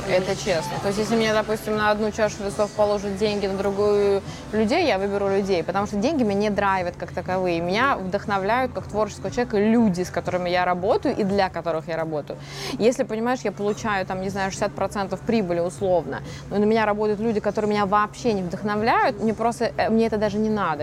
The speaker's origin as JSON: {"language": "Russian", "town": "Norilsk", "region": "Krasnoyarsk Krai", "country": "Russia", "tie": "born or raised there", "moved": "yes", "said": "в 8 э, лет я сидела в городе Норильск"}